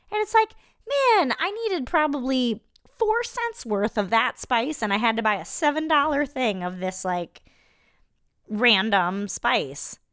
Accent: Iowa, United States; I'm from Iowa

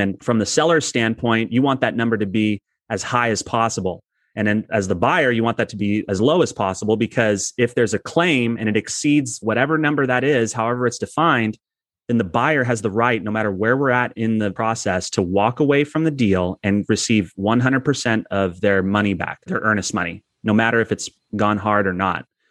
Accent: Southern California, United States; also born or lived in San Diego; I've born and raised in Southern California, but we've lived in San Diego for twenty years

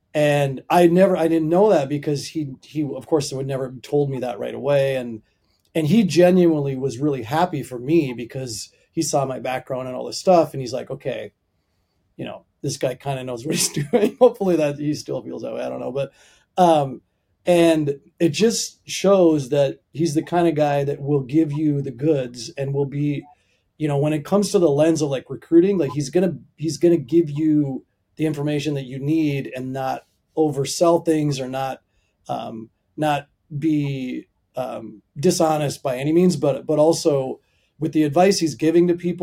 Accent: Minnesota area, United States; moved away as an adult; now in Virginia, United States; I'm from Minnesota area, from the Midwest.

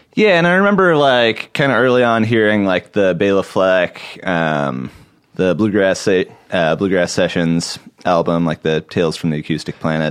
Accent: Portland, Oregon, United States; I grew up in Portland, Oregon

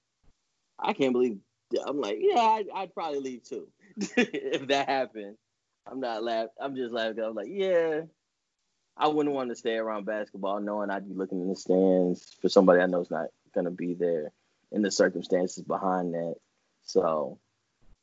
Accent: Dallas, Texas, United States; where I grew up in South Oak Cliff

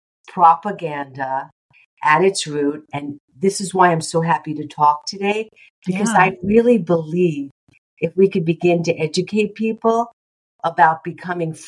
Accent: New York, United States; I'm also a New Yorker.

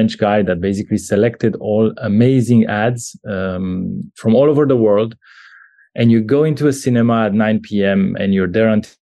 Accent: Bucharest, Romania; I'm a Romanian. I was born in Bucharest back in the 80s

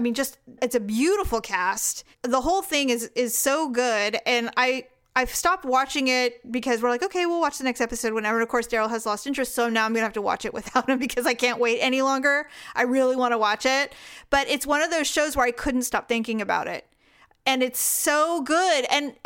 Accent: California, United States; I'm from Podunk, Northern California.

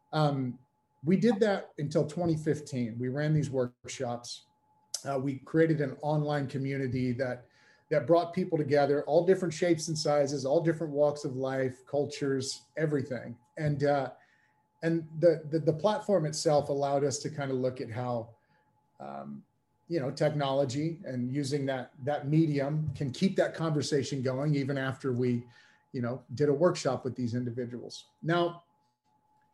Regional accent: United States; moved away as an adult; now in United Kingdom; I'm an American coming into the UK

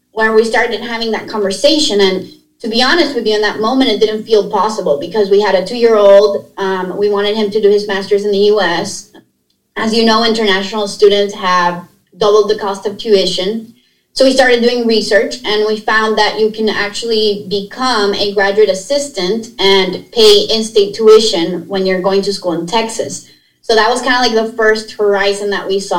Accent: Nicaragua; moved away as an adult; also born or lived in Pennsylvania; now in United States; I am a native from Nicaragua, grew up in Nicaragua

